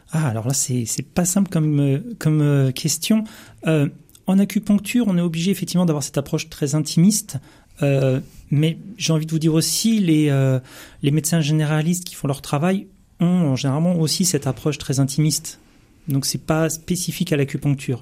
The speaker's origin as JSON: {"language": "French", "area": "Seine-Saint-Denis", "region": "Île-de-France", "country": "France", "tie": "born or raised there", "said": "je suis issu de la Seine-Saint-Denis"}